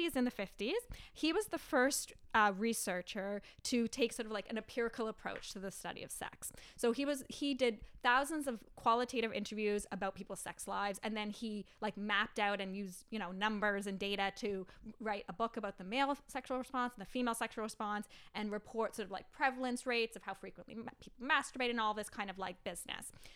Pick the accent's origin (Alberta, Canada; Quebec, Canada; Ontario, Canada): Ontario, Canada; Ottawa; I grew up in Ottawa